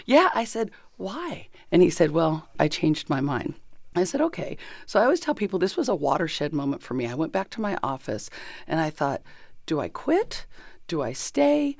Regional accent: Chino, California, United States; also born or lived in Kansas / Pomona / Colton; I grew up in Chino

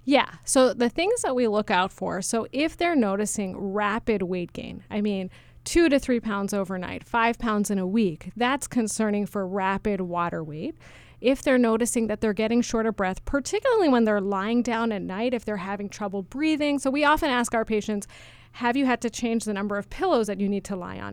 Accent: New York City, New York, United States; moved away as an adult; also born or lived in Massachusetts; I grew up in New York City, um, the daughter of two highly motivated research scientists

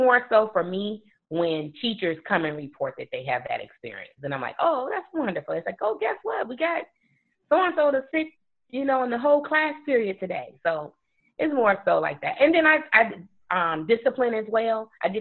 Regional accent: Chicago, Illinois, United States; moved away as an adult; now in DeKalb, United States; I actually grew up on the west side of Chicago

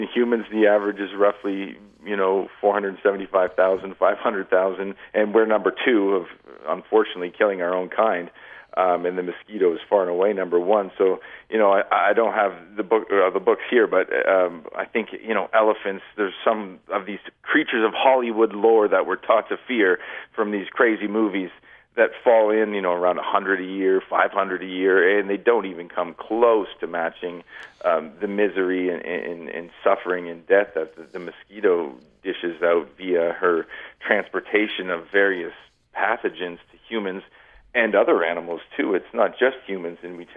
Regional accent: Canada; moved away as an adult; now in Grand Junction, United States; I'm born and raised in Canada.

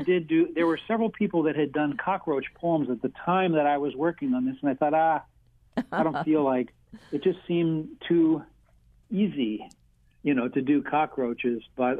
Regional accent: St. Louis, Missouri, United States; now in Hawaii, United States; I grew up in St. Louis.

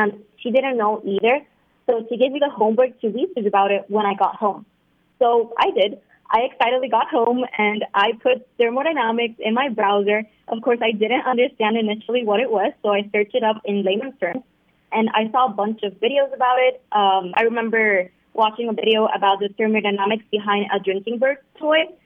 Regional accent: Puerto Rico; I'm 17, and I'm from Puerto Rico.

